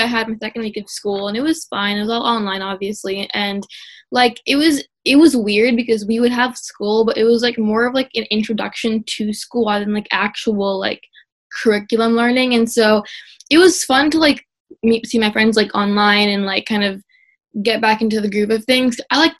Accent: India; first language Telugu; English is a second language; Because I'm not super fluent in my native language of Telugu.

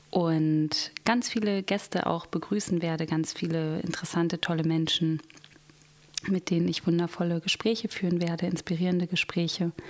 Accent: Berlin, Germany; Und ich bin hier in Berlin aufgewachsen, auch geboren. Ich bin gebürtige Berlinerin, bin auch schon mein ganzes Leben hier in Berlin und bin mittlerweile Mutter von vier Kindern.

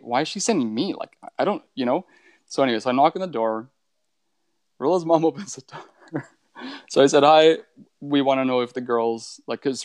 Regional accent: Northern Ontario, Canada; I grew up in Northern Ontario

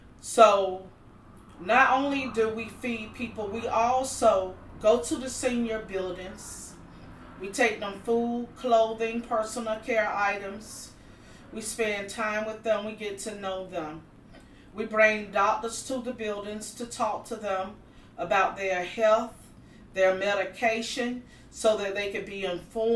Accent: North Carolina, United States; moved away as an adult; now in Miami, United States; I was born and raised in North Carolina

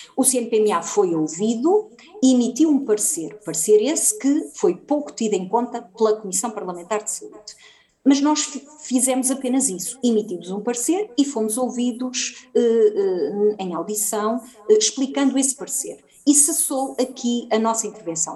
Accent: Oliveira de Azeméis, Aveiro District, Portugal; estou em Oliveira das Meias, de onde sou natural

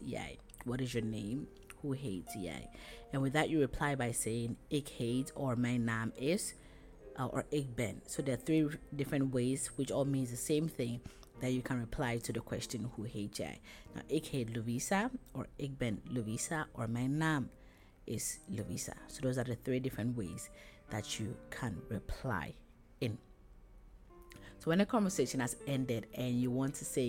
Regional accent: Ghana; ik kom uit Ghana. I come from Ghana.

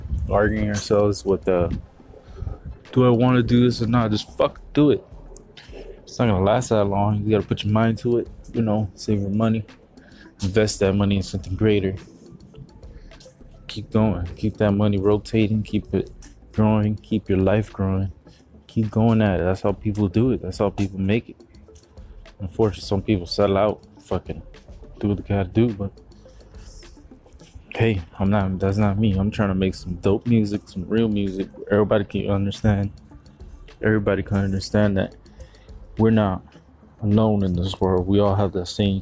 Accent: Miami, Florida, United States; I'm from Miami

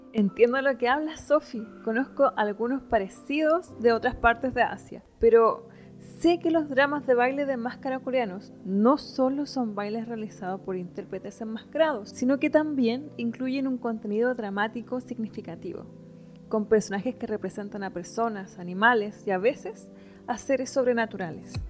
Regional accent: Temuco, Araucanía, Chile; en Temuco, de donde soy

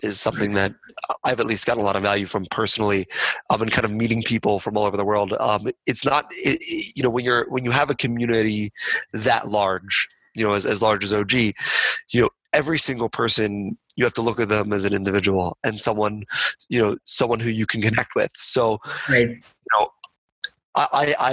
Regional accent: Philadelphia, Pennsylvania, United States; I'm from Philadelphia

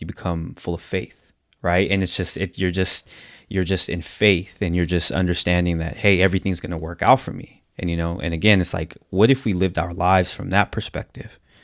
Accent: San Diego, California, United States; I'm from San Diego, California

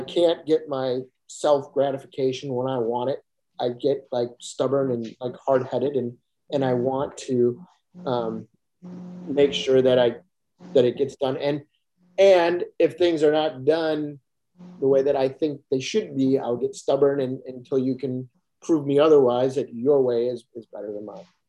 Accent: Kenosha, Wisconsin, United States; growing up in Ken- Kenosha, Wisconsin, moving to a very small farm community

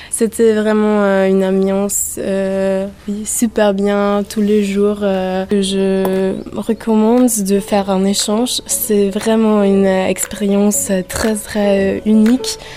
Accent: Austria

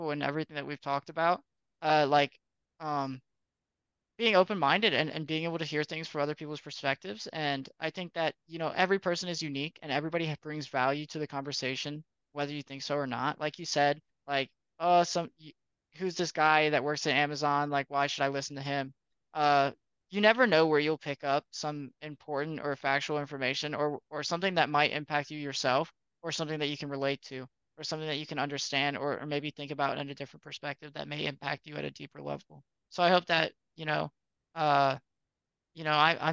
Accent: North Carolina, United States; first language English; moved away as an adult; now in Arizona, United States; I'm from North Carolina, but so I am American.

